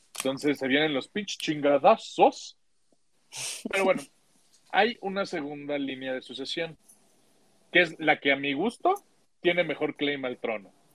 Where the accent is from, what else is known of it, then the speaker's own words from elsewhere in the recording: Mexico; a los mexicanos no nos gustan